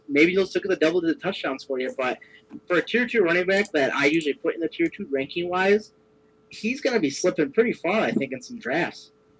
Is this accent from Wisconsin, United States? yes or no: yes; Wisconsin, United States; obviously I'm from Wisconsin.